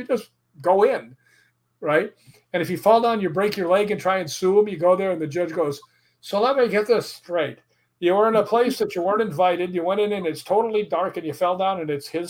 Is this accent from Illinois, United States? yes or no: yes; Chicago, Illinois, United States; moved away; also born or lived in Brentwood, Tennessee; I grew up in Chicago